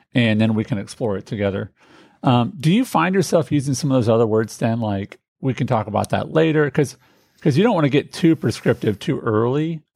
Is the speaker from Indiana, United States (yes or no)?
yes; Indianapolis, Indiana, United States; I grew up in Indianapolis.